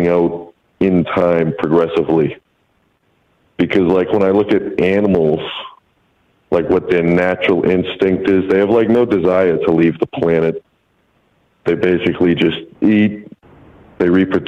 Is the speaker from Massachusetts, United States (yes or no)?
yes; Massachusetts, United States; I'm calling from out in Massachusetts